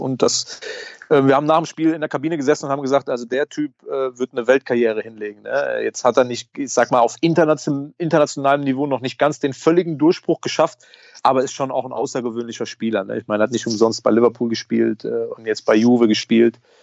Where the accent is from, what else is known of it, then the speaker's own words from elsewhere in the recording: Diez, Rhineland-Palatinate, Germany; wir sind zusammen groß geworden in Dietz